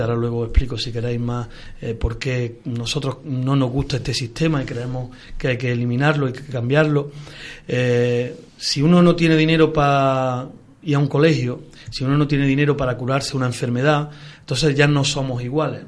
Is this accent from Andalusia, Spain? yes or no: yes; Córdoba, Andalusia, Spain; tengo también buenos recuerdos de mi infancia de Las Palmeras